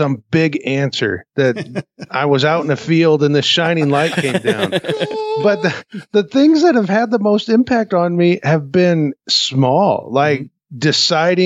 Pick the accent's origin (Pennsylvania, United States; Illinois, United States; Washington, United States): Illinois, United States; Peoria; moved away; my hometown of Peoria, Illinois